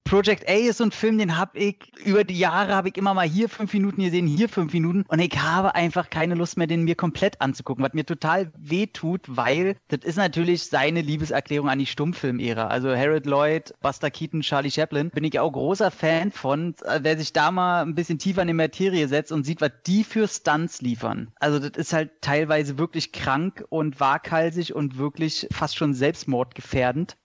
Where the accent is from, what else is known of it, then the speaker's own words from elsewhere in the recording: Northern Germany, Germany; Ich bin ja alter Fischkopf geboren